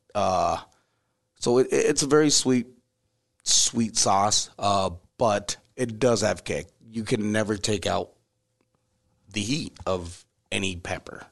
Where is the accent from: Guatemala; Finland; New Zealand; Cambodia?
Cambodia; Siem Reap; moved away; I was born in Sri Ambria